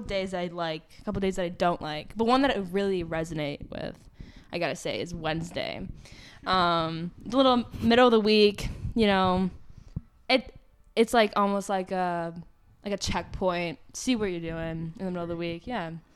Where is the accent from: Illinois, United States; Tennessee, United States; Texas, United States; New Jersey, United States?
Illinois, United States; Park Ridge; I grew up in Park Ridge my entire life